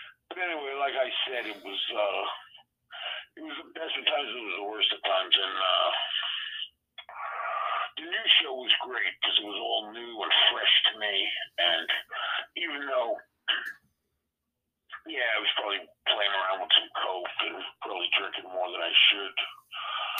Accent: Long Island, New York, United States; also born or lived in Queens, New York / Florida; most of my life was in Long Island

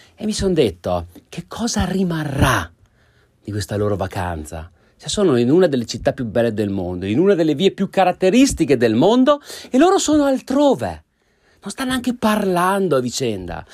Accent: Italy; su quell'ansa dell'Adige dove si trova il mio paese

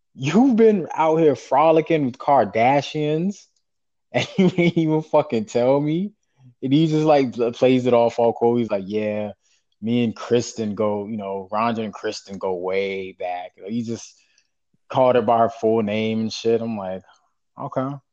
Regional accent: the South, United States; we're from the South. Like I, you know, in the town I'm from, like we're all like everybody's my cousin.

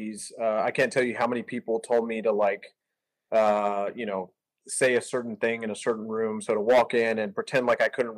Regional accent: South Texas, United States; moved away as an adult; now in Northwest Arkansas, United States; I grew up in South Texas

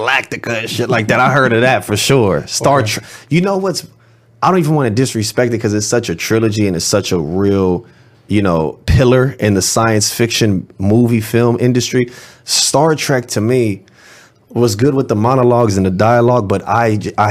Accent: Los Angeles, California, United States; I'm from the Marvin Avenue district in West Los Angeles

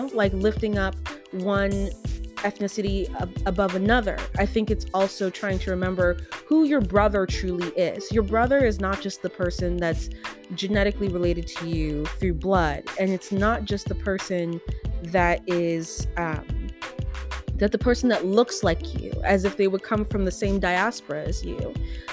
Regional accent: United States; I'm an American.

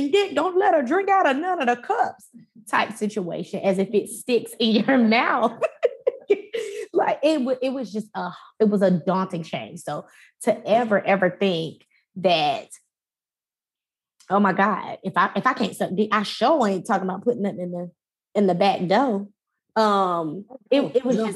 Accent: Fayetteville, North Carolina, United States; in relation to Rayford, I'm from Fayetteville

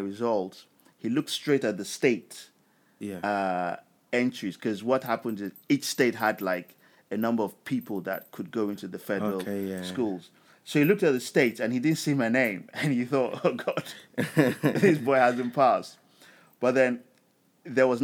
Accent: Lagos, Nigeria; moved away as an adult; also born or lived in Hammersmith, London; most of my memories as a child was growing up in Nigeria

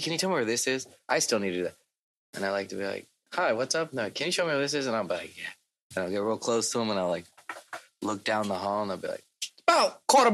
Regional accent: Port Hueneme, California, United States; I grew up in Port Hueneme, right? From the age of like 0 to 9.

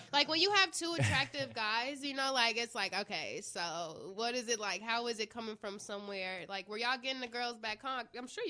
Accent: Midwest, United States; I'm from the Midwest

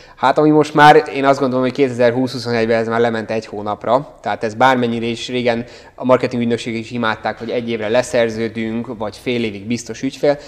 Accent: Hungary; moved away as an adult; now in Budapest, Hungary; Én egyébként vidékről származom

